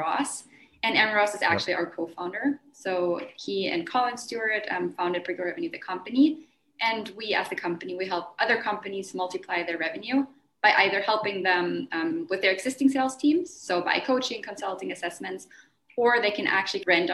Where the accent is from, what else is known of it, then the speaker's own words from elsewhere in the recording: Germany; now in Mexico; I'm originally from Germany. I moved to Mexico.